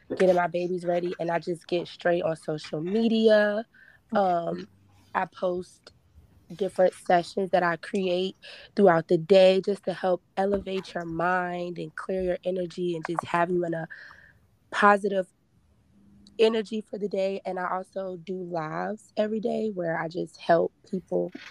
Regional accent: Richmond, Virginia, United States; I am from Richmond, Virginia

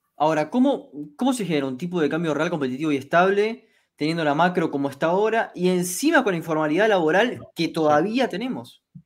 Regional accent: Argentina

